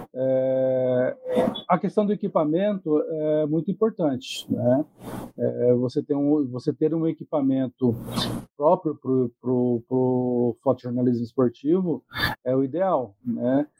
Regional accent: Andirá, Paraná, Brazil; moved away; lá de Andirá, cidade onde eu morei do, mais, por mais de 20 anos, né? Minha cidade, na minha terra natal

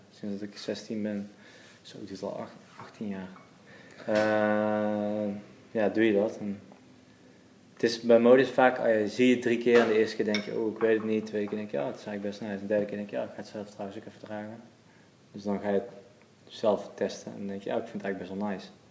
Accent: Waalwijk, North Brabant, Netherlands; Geboren en opgegroeid in Waalwijk, Brabant.

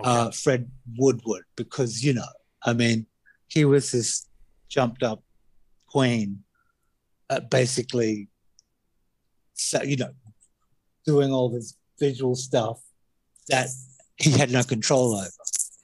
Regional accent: Australia; So I'm very opinionated, and being Australian, I'm a bit too honest.

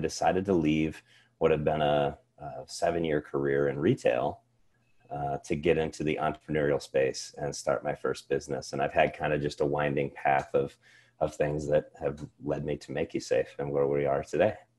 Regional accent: Cedar Rapids, Iowa, United States; I grew up here in Iowa.

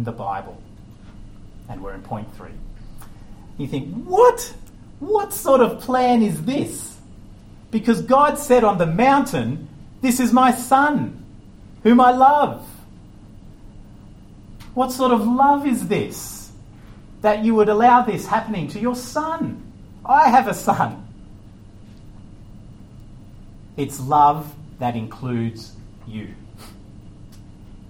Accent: Australia; moved away; I'm Australian

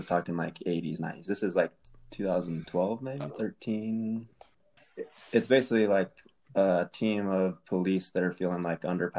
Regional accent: Colorado, United States; We're from Colorado.

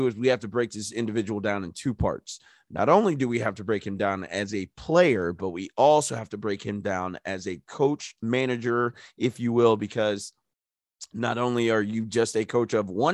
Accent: United States; me being an American

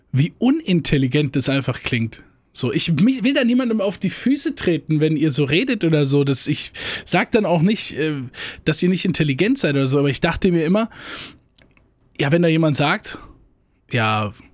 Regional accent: Rhineland-Palatinate, Germany; accent: Hunsrück Platt; Äh, also Dialekte da, so, äh, wo ich herkomme, äh, Hunsrücker Platt.

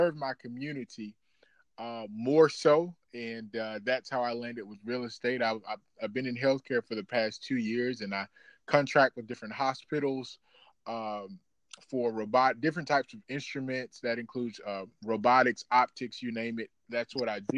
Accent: Montgomery, Alabama, United States; now in Louisville, United States; I'm from good old Montgomery, Alabama

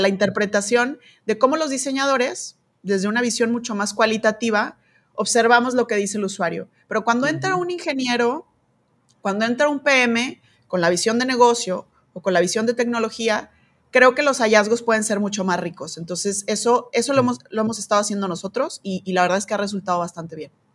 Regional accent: Mexico; soy mexicana

